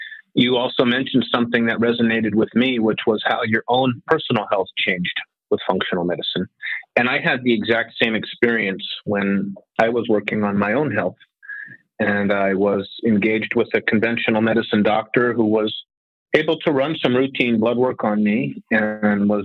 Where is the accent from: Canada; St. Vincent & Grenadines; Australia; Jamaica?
Canada; Winnipeg, Manitoba; I was raised in small town Winnipeg